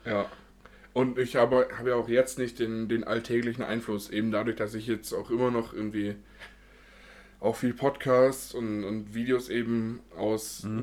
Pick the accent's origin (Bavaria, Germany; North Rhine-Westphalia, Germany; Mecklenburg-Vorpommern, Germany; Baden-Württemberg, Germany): Bavaria, Germany; Munich; bin ich nun mal geboren in München und wohne hier seit äh, Anfang an.